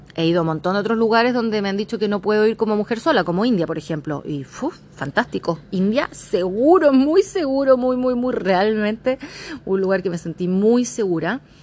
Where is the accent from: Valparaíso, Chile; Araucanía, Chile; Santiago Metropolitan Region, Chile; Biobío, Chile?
Santiago Metropolitan Region, Chile; San Bernardo; moved away as an adult; also born or lived in Australia; now in Thailand; soy de la zona sur, yo soy de San Bernardo que si bien es Santiago, al menos región metropolitana